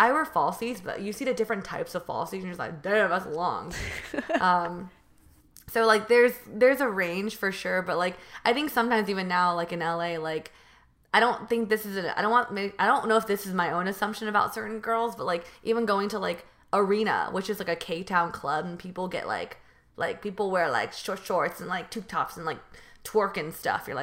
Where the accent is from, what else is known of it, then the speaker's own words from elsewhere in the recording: California, United States; So I'm from NorCal, which is north, you know, north versus NorCal versus SoCal. I'm from the Bay Area, and so I'm really close to San Jose.